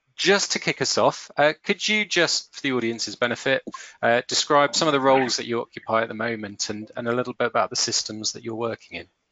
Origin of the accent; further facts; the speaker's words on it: St Albans, East of England, United Kingdom; my hometown of St Albans